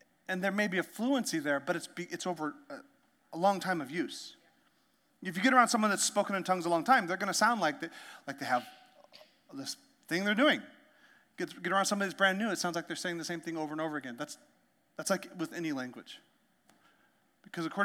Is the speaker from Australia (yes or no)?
no; Canada; now in United States; I learned French because I grew up in Canada